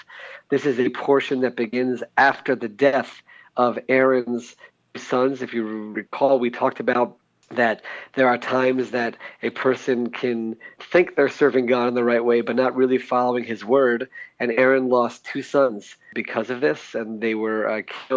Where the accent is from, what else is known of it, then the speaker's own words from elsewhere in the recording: United States; now in Israel; Growing up in America